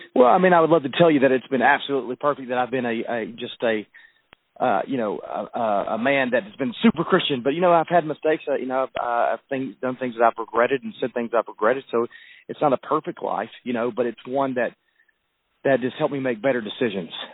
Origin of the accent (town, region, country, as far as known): the South, United States; accent: southern